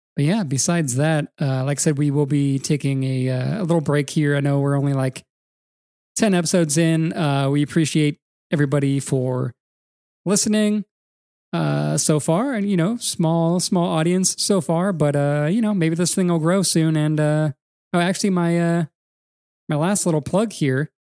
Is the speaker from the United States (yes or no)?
yes; California, United States; now in Atlanta, United States; growing up in California